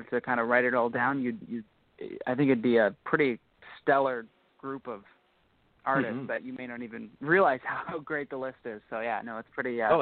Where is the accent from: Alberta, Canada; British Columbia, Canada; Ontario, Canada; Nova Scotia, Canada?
Ontario, Canada; we're all from Ontario